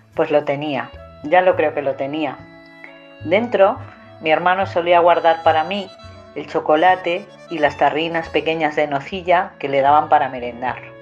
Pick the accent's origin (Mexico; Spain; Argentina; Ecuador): Spain; Villar de Ciervo, Castile and León; moved away; Nací en Villar de Ciervo y aunque vivo lejos, estoy orgullosa de mis raíces